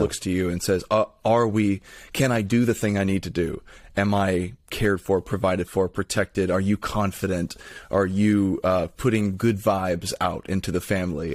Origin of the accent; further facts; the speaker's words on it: Lithia, Florida, United States; I'm from, uh, Lithia, Florida.